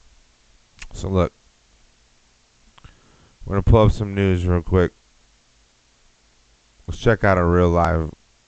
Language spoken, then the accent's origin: English; Texas, United States; now in Austin, United States